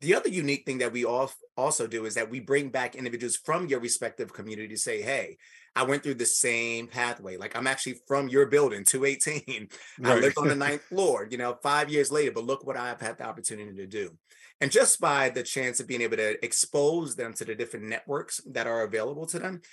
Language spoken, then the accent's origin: English; New York City, New York, United States; I'm from New York City, grew up in the projects, from Spanish Harlem